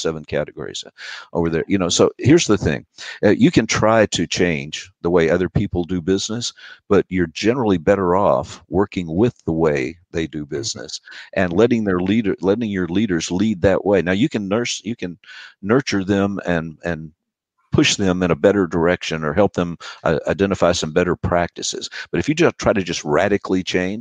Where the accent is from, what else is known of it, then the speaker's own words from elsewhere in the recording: United States; I'm an American and I speak four.